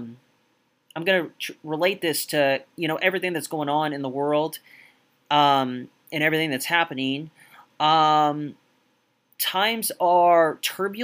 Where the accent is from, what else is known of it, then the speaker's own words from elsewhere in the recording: United States; I'm from the States